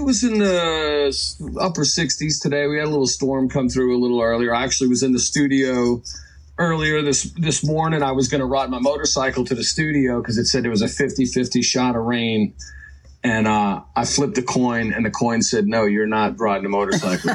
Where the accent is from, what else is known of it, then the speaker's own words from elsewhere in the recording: Long Island, New York, United States; moved away as an adult; now in Norfolk, United States; growing up in New York, you know, I grew up on Long Island